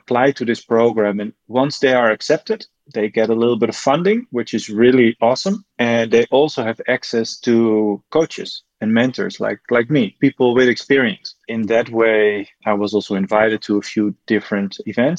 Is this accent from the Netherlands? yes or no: yes; Netherlands; moved away as an adult; now in Slovenia; I came from Holland